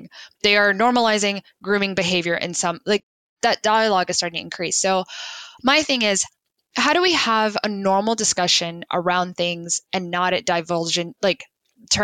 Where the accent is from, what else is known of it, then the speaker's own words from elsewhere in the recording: United States; just as an American